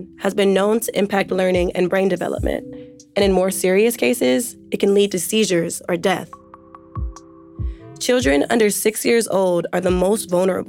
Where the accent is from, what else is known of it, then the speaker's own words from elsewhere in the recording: Oakland, California, United States; Oakland, California, my hometown.